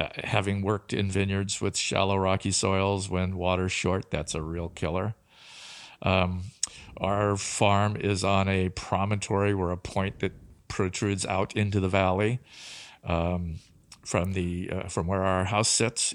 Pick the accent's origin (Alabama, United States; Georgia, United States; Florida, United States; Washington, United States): Washington, United States; Tri-Cities; I grew up in the Tri-Cities